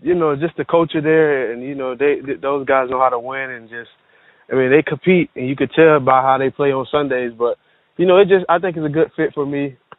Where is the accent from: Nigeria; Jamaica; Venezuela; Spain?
Jamaica; I'm Jamaican.